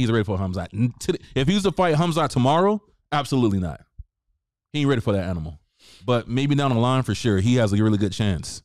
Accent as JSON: {"language": "English", "region": "the South", "country": "United States", "said": "I'm from the South"}